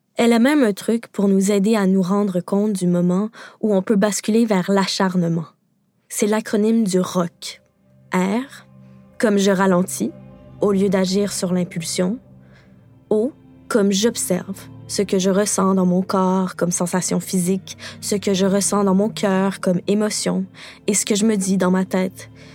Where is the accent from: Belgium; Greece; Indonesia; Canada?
Canada; Quebec; au Québec, parce que oui, je suis québécoise